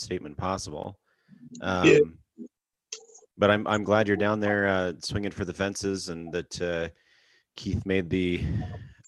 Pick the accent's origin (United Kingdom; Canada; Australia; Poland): Canada; moved away; where I grew up in Canada